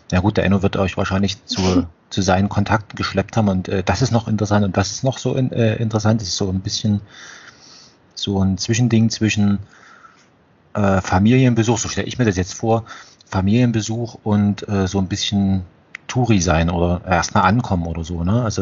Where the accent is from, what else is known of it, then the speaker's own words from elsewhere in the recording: Germany; wie jetzt wir vielleicht als, als Deutsche Österreich betrachten. Also gehören, also wir teilen uns eine Sprache